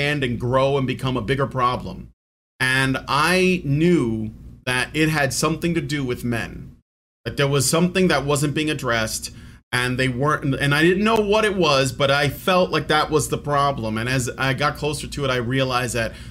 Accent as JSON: {"language": "English", "town": "Chicago", "region": "Illinois", "country": "United States", "tie": "born or raised there", "moved": "as an adult", "lives_now": "Virginia, United States", "said": "I was born and raised in Chicago. I moved to Virginia just like last year"}